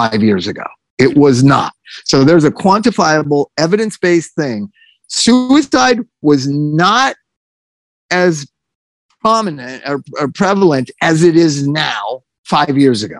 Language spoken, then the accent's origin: English; United States; we as an American society